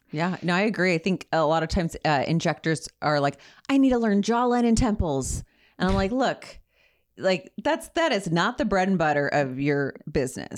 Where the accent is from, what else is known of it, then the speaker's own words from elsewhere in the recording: Ontario, California, United States; I'm a girl from Ontario